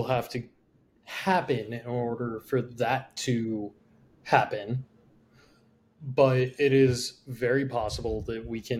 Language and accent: English; Greeley, Colorado, United States; I'm from Greeley.